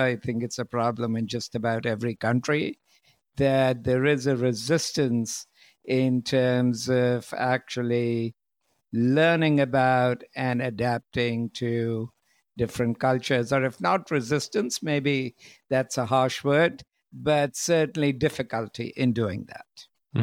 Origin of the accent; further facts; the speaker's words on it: India; moved away; also born or lived in United States / Europe; originally, I'm from India